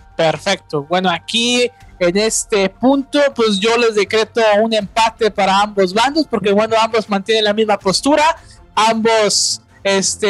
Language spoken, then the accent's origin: Spanish; Nuevo León, Mexico; yo soy de acá de Nuevo León